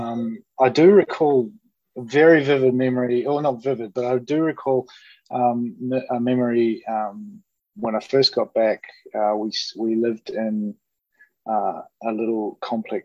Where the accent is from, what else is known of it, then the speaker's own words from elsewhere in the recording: Auckland, New Zealand; also born or lived in United States; Grew up in Auckland